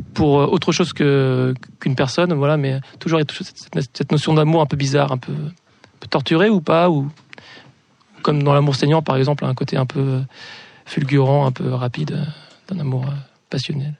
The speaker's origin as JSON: {"language": "French", "town": "Les Sables-d'Olonne", "region": "Pays de la Loire", "country": "France", "moved": "yes", "said": "je suis originaire des Sables d'Olonne"}